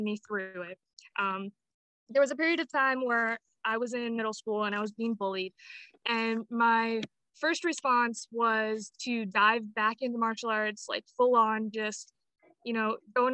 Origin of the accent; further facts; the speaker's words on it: Apache Junction, Arizona, United States; I was born and raised in Apache Junction, Arizona